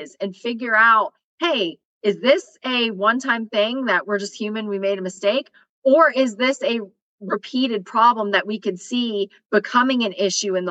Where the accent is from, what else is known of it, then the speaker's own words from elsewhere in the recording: Western North Carolina, United States; moved away; I'm from Western North Carolina. My area code is 828